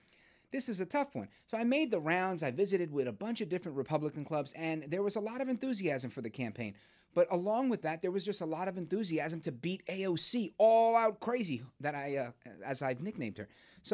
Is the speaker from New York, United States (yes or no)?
yes; New York City, New York, United States; now in Ridgefield Park, United States; I live in Jersey now. I grew up in Brooklyn, but I'm in Jersey now. I live in the suburbs. I live on a really nice block.